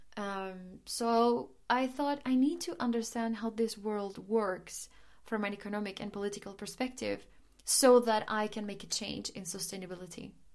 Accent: Medellín, Antioquia, Colombia; now in Germany; I was Born and raised in Medellin, Colombia, in the nineties

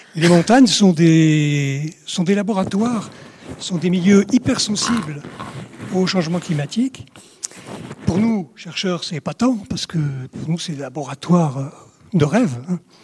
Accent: Provence-Alpes-Côte d'Azur, France; je suis originaire des Hautes-Alpes à l'origine

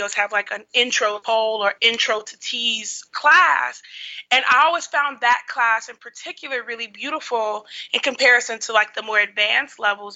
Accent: Chicago, Illinois, United States; I'm from Chicago

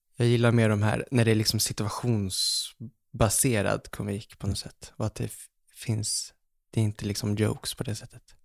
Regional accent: Umeå, Västerbotten County, Sweden; also born or lived in Fredhäll, Stockholm; now in Stockholm, Sweden; jag var hemma i Umeå minns jag och så satt jag hemma med pappa

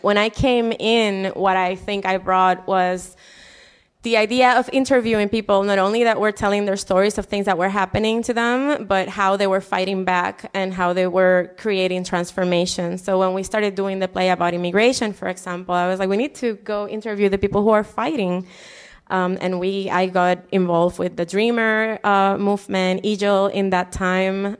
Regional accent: Humacao, Puerto Rico; moved away as an adult; now in Chicago, United States; I am from, um, a neighborhood in the east coast of Puerto Rico, a town called Humacao. Um, I grew up in this mountain that overlooks the sea.

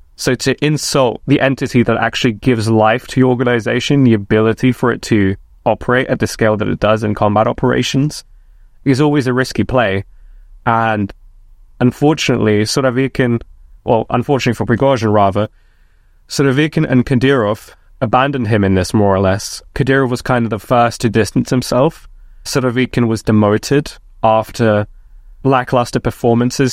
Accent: United States; I'm American as well

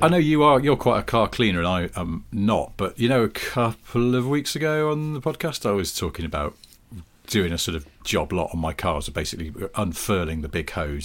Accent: United Kingdom; we're British

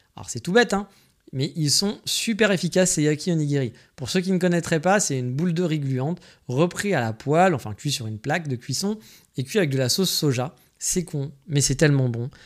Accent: France; now in Kyoto, Japan; je suis français, que je vis au Japon à Kyoto

